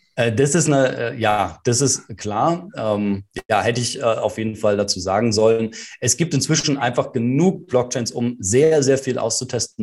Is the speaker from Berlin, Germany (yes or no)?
yes; Berlin, Germany; Also ich bin ja in Berlin geboren und auch hier aufgewachsen